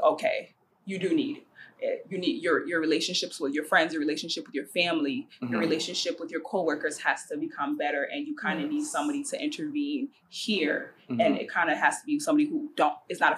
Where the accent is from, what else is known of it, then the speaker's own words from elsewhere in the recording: United States; also born or lived in Liberia; I was born in Liberia, grew up in America